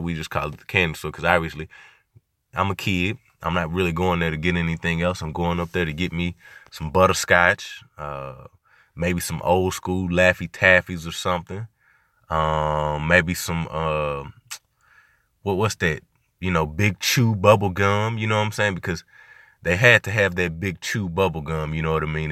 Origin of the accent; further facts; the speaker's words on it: Little Rock, Arkansas, United States; I'm from, I'm from Arkansas. I'm in Arkansas, born in Little Rock, uh, Southwest to be specific, S dub